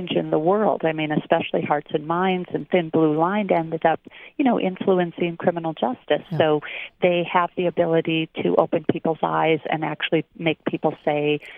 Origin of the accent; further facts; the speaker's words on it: Minnesota, United States; now in San Francisco, United States; I'm from Minnesota